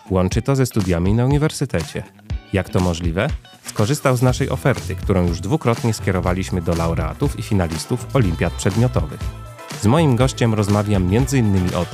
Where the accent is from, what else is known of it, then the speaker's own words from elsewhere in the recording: Cieszyn, Silesian Voivodeship, Poland; moved away as an adult; now in Warsaw, Poland; nie jestem z Warszawy, jestem z Cieszyna.